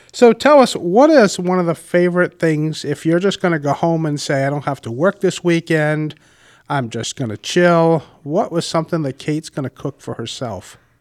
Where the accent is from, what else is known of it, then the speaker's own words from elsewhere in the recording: Warwick, Rhode Island, United States; I grew up in Warwick and have been a homeowner for over 30 years in our lovely city